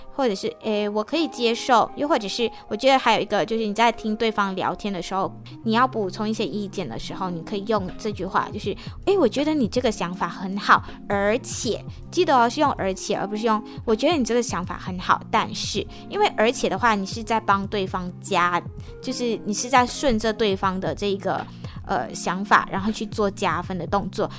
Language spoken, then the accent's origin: Chinese; Malaysia; now in Taiwan; 我就来自马来西亚